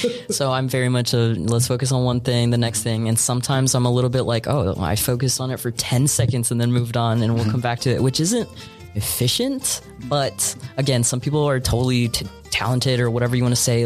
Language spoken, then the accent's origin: English; Brownsville, Texas, United States; moved away as an adult; also born or lived in San Antonio, Texas / Puerto Rico (ancestry); now in Austin, United States; I was born in San Antonio, and then fourth grade, I moved down to Brownsville, the Valley. I stayed down there till... I graduated from high school